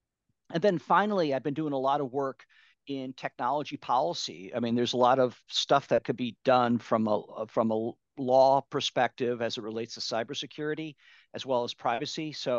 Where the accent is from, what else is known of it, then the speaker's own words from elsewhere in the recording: Midwest, United States; now in California, United States; So I grew up in the Midwestern part of the U.S. and then right after college, I moved out here to California and been here ever since.